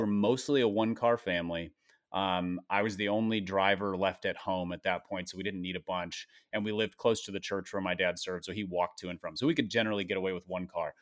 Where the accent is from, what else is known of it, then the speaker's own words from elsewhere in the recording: Minnesota, United States; I grew up in Minnesota